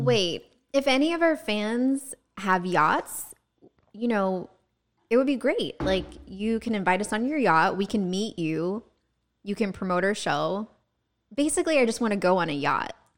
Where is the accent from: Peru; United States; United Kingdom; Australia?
United States; Georgia; also born or lived in New York; now in Central Florida, United States; we had those in Georgia